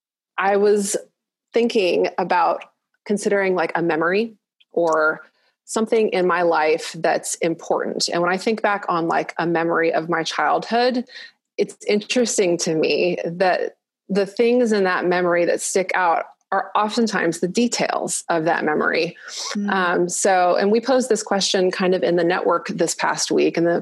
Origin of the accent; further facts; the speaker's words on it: Malaysia; I grew up in Malaysia and we didn't have air conditioning in the houses.